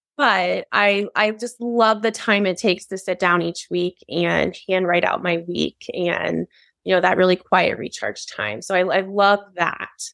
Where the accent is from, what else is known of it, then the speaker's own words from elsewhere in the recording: Ohio, United States; moved away as an adult; also born or lived in California; now in Arizona, United States; I was born in California, but then I moved to Ohio when I was really young, so I consider Ohio home